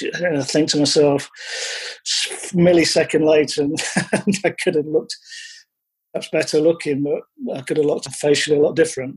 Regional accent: Lincolnshire, East Midlands, United Kingdom; I was born in Lincolnshire

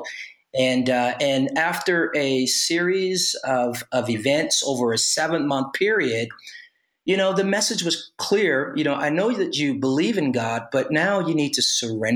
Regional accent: Los Angeles, California, United States; also born or lived in Oakland, California; I was born in Oakland, California, but was raised in Los Angeles

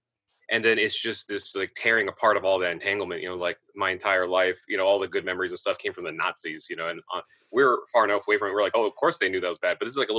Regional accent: Indiana, United States; I grew up in Indiana.

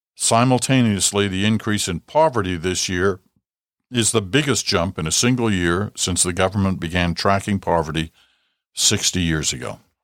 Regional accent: Ottawa, Ontario, Canada; also born or lived in Britain; we'd come over from Britain in the mid nineteen fifties, in my early days growing up in Ottawa

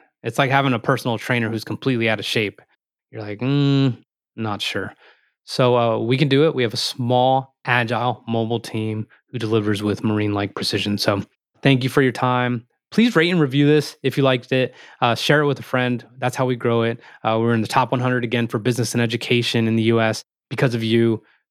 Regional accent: Morristown, New Jersey, United States; meaning we're both from Morristown, New Jersey. We both played football at Randolph and we both went to Florida State

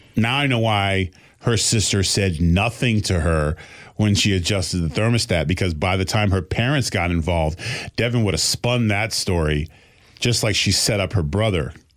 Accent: Boston, Massachusetts, United States; I'm still from Boston

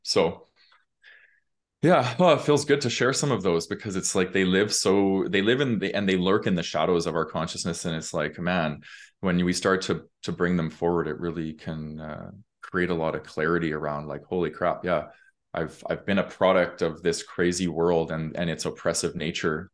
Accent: Calgary, Alberta, Canada; I grew up in Calgary

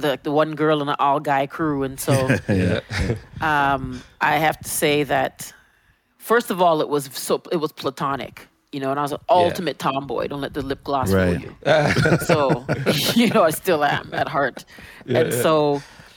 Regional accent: Toronto, Ontario, Canada; I was coming from Jane Finch

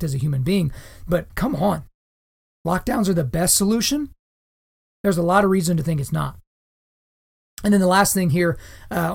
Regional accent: Lawton, Oklahoma, United States; My hometown of Lawton, Oklahoma is not a whole lot like New York City

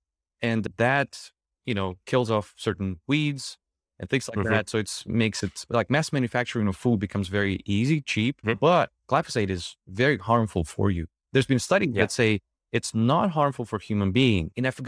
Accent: Ukraine; English is a second language; now in United States; So I came from Ukraine and I was looking for my foods.

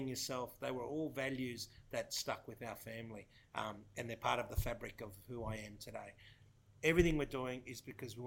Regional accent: Australia; I'm a son of migrants. My parents migrated here many years ago from Italy, Sicily. I'm the youngest of three. I was born in Australia.

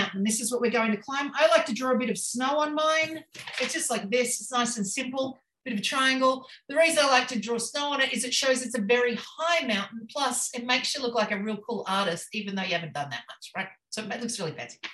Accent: Queensland, Australia; I'm from Queensland, Australia.

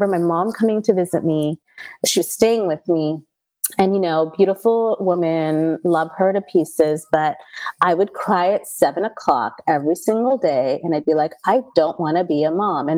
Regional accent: India; we're Indian

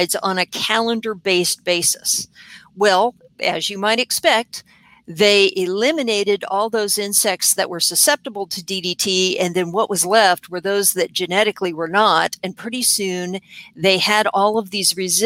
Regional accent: San Diego, California, United States; moved away as an adult; also born or lived in Florida; now in Virginia, United States; I'm originally from San Diego, California

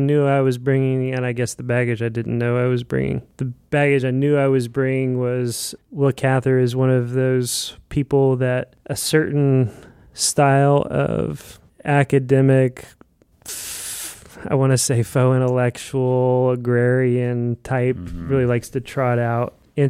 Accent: Midwest, United States; The other baggage that I brought was just being a Midwesterner, and I didn't realize how big a deal that was or would be to me reading this book.

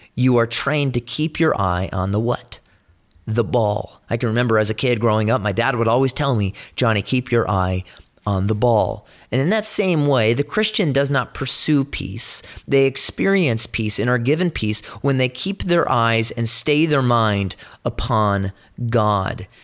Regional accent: California, United States; I'm from California

